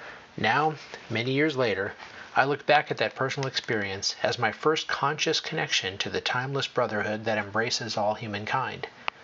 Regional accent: Phoenix, Arizona, United States; first recollection of a timeless bond with others occurred in the early 1950s when I was a child growing up in Phoenix.

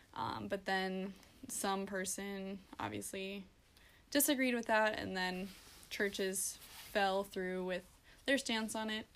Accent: Gettysburg, South Dakota, United States; also born or lived in Hoven, South Dakota; I am from Gettysburg.

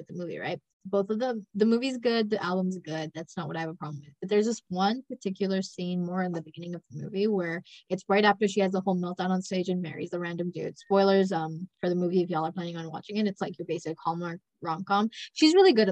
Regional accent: Canada; accent: Canadian; We're in Canada. I'm Canadian. I've got the accent.

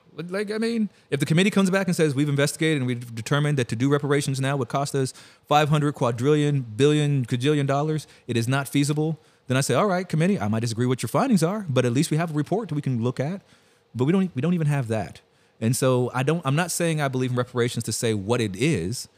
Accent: California, United States; moved away; I'm from California

